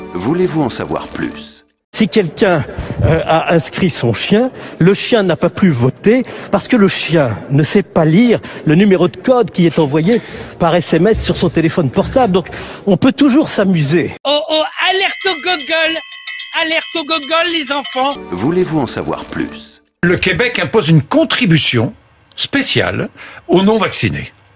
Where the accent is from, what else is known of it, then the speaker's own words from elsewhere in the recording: Limoges, Nouvelle-Aquitaine, France; on vient de Limoges, terre socialiste